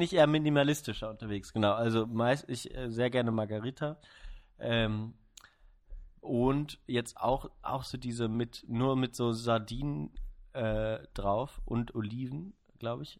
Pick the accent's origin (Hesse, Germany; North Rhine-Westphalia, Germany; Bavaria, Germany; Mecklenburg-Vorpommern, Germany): Mecklenburg-Vorpommern, Germany; Neubrandenburg; born or raised there; now in Freiburg, Germany